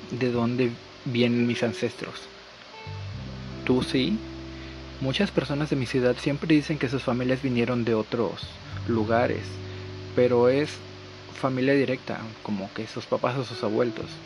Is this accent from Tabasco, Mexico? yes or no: no; Tamaulipas border, Mexico; Yo, por ejemplo, soy tamaulipeco, de la frontera de Tamaulipas.